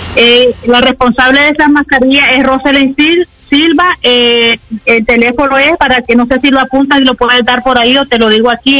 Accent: Chinandega, Nicaragua; moved away; la preocupación de los extranjeros nicaragüenses, más que todas las personas de Chinandega, estamos muy preocupados

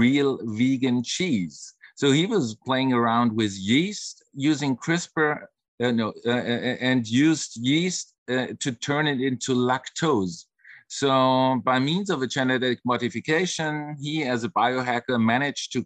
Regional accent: Germany; I come from Germany

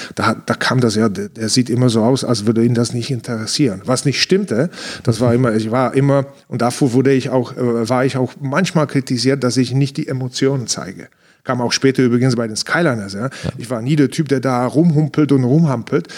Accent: Ostrava, Moravian-Silesian Region, Czechia; German is a second language; moved away as an adult; also born or lived in Frankfurt, Germany; now in Munich, Germany; in Ostrava in meiner Heimatstadt

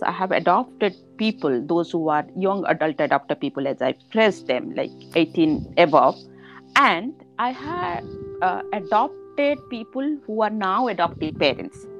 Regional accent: India; I am from India

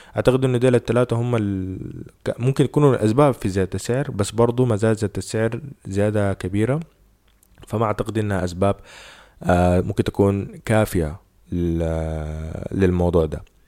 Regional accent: Sudan; إحنا هنا عندنا في السودان

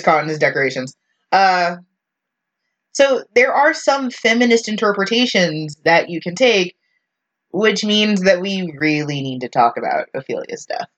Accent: the South, United States; as a Southerner

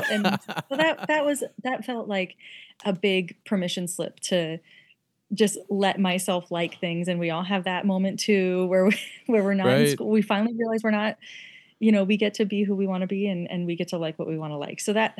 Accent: Omaha, Nebraska, United States; I'm from Omaha.

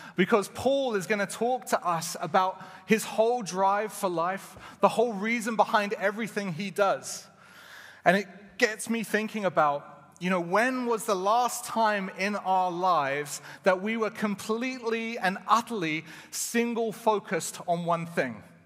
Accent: England, United Kingdom; moved away as an adult; now in Canada; I was from England

